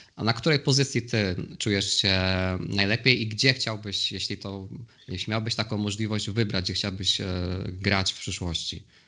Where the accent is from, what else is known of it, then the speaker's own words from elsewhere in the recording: Poznań, Greater Poland, Poland; obaj jesteśmy z, Poznania